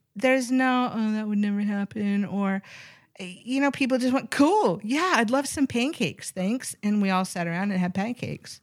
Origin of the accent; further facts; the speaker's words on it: Seattle, Washington, United States; I grew up, uh, predominantly in Seattle, Washington